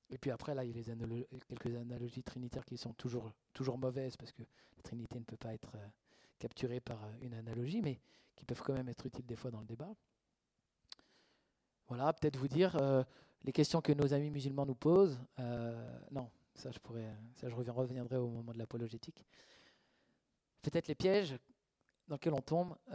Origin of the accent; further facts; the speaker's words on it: Switzerland; Ok, des fois, en fait, on n'ose pas, on ne veut pas froisser, on est suisse. Ouais, mais eux, ils ne sont pas suisses.